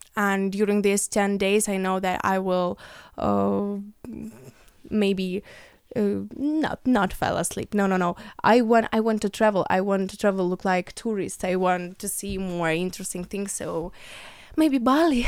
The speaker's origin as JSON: {"language": "English", "country": "Ukraine", "second_language": "English", "said": "I came from Ukraine"}